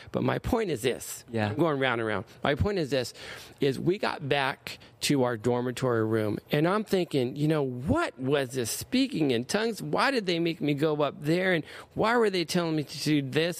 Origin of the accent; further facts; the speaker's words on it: Anaheim, California, United States; also born or lived in Stanton, California; I grew up in Anaheim.